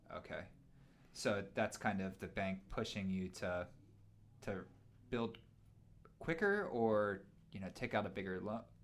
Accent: Pennsylvania, United States; now in Missoula, United States; I grew up in Pennsylvania, and I grew up in a subdivision

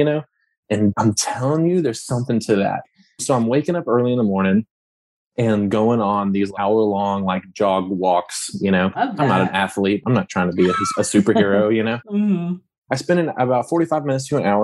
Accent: Lafayette, Louisiana, United States; I am from Lafayette, Louisiana

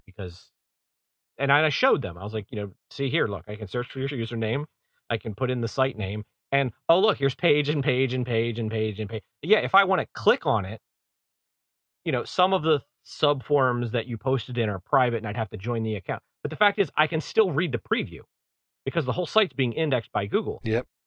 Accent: East Coast, United States; Where I grew up on the East Coast

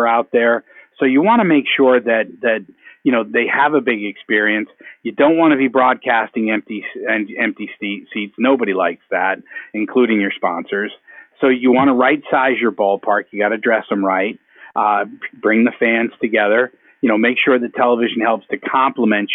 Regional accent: New Hampshire, United States; moved away as an adult; now in San Diego, United States; as a kid growing up in New Hampshire

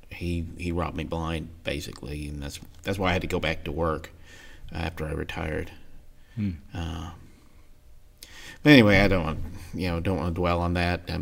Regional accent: Ohio, United States; grew up in Ohio. Uh, Dad moved around a lot when we were were young.

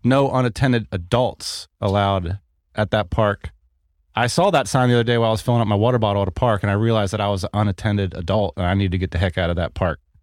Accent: United States; as an American

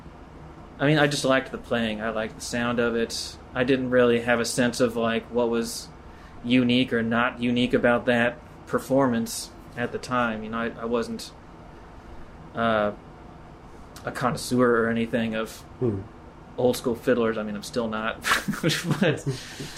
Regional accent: Carroll County, Kentucky, United States; my hometown, it's a Carroll County, Kentucky. It's on the Ohio River.

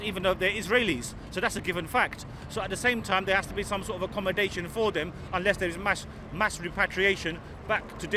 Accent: London, United Kingdom; I was born and brought up in London.

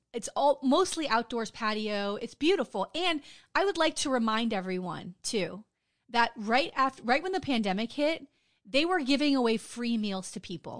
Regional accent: Wilton Manors, Florida, United States; I grew up in Wilton Manors, it's a city here in Broward County

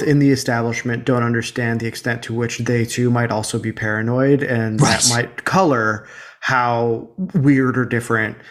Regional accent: United States; when I was growing up in America

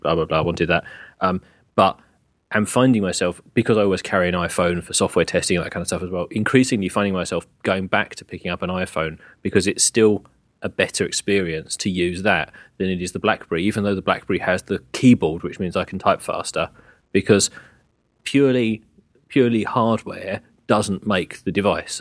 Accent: England, United Kingdom; I am English

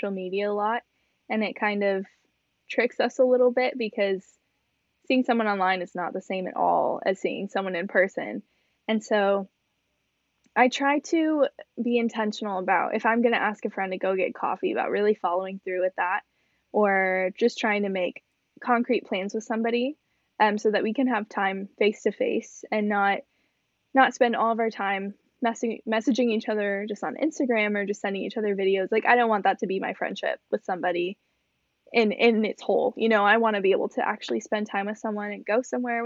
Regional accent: Rockford, Illinois, United States; still living at home in my hometown

